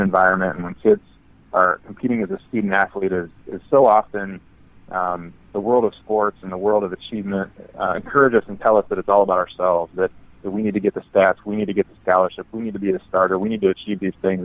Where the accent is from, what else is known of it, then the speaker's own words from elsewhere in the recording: Midwest, United States; I grew up in the Midwest.